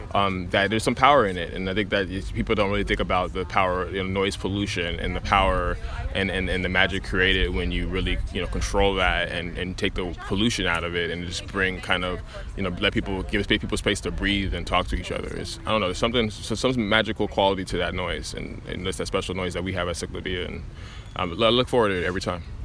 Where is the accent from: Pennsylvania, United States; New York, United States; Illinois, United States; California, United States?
California, United States; Los Angeles; growing up in South LA and being really aware of the neg- negative and harmful impacts that, the that my physical environment can have on me, like the lack of choices that I have with no parks in my neighborhood